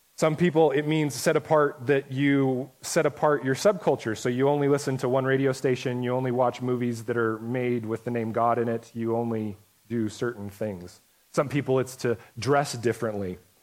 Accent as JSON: {"language": "English", "country": "United States", "said": "most of us as American Christians"}